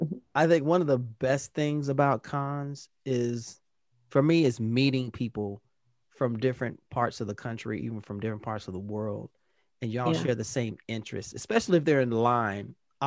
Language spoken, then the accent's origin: English; Indianapolis, Indiana, United States; I'm from Indianapolis as well.